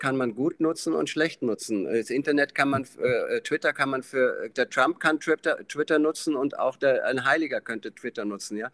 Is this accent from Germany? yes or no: yes; Schloss Elmau, Bavaria, Germany; Da bin ich geboren in dem Zimmer, aber ich war der einzige Mensch, der jemals in, in Schloss Elmau geboren wurde